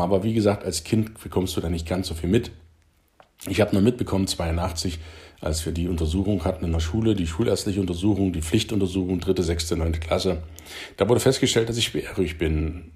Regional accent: Halle, Saxony-Anhalt, Germany; moved away as an adult; also born or lived in Friesland; am ersten September einundsiebzig bin ich geboren in Halle Saale in Dölau im Westen der Saale-Stadt

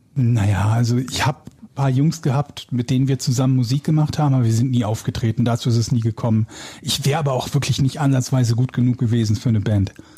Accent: Willich, North Rhine-Westphalia, Germany; moved away; also born or lived in Hamburg; Der kleine Hund und ich werden bald wieder in Nordrhein-Westfalen wohnen, in meiner alten Heimat, in, äh, in Willig, zwischen Gladbach, Krefeld und Düsseldorf

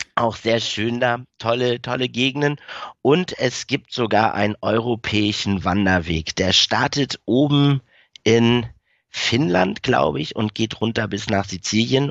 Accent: Schleswig-Holstein, Germany; also born or lived in Berlin (Wedding), born; bin relativ früh als kleiner Junge äh, nach Schleswig-Holstein gezogen mit meiner Mama

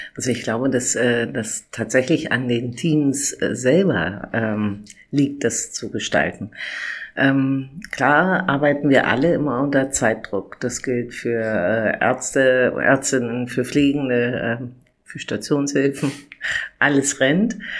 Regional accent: Berlin, Germany; ich bin 1966 in Berlin geboren und seit mittlerweile über drei Jahrzehnten in der Krankenpflege der Charité tätig

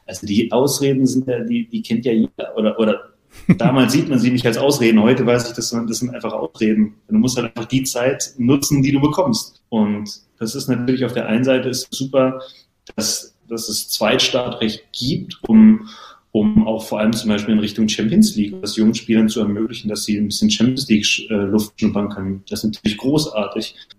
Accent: Berlin, Germany; first language German; moved away as an adult; now in Hannover, Germany; gebürtige Berliner und dementsprechend auch äh, groß geworden bei Spannung 04, mein Heimatverein

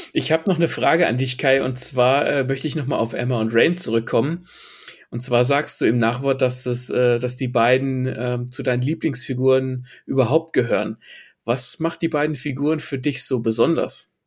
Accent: Germany; bei uns in Deutschland

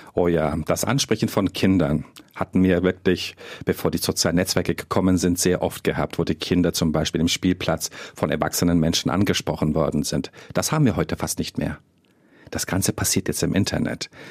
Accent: Germany; bei uns in Deutschland

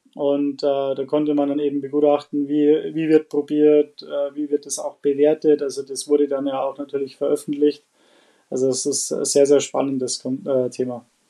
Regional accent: Bad Reichenhall, Bavaria, Germany; komme aus äh, Bad Reichenhall

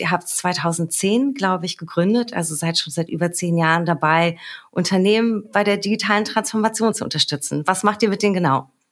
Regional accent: Berlin, Germany; born or raised there

